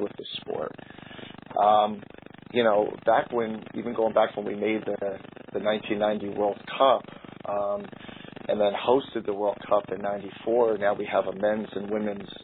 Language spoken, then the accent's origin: English; Kearny, New Jersey, United States; now in Wilkes-Barre/Scranton, United States; I grew up in New Jersey, a town called Kearney